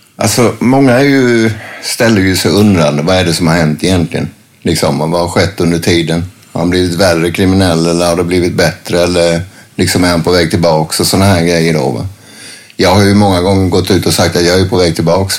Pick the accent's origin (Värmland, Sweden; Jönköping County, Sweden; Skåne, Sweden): Jönköping County, Sweden; a small town near Värnamo; moved away as an adult; also born or lived in Gothenburg; när jag flyttade tillbaks ner hit, så började jag med att flytta till en liten håla som heter Marieholm utanför Värnamo.